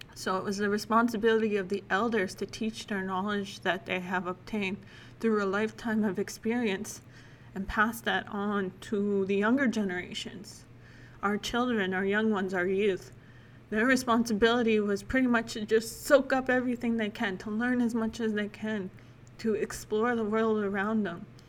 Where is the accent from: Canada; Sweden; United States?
Canada; Lac La Biche, Alberta; also born or lived in Saskatchewan; I spent most of my life growing up in Biche, Alberta